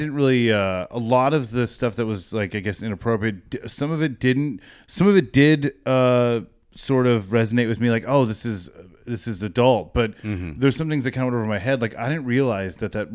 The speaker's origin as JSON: {"language": "English", "town": "Fresno", "region": "California", "country": "United States", "tie": "born or raised there", "said": "I was born in Fresno"}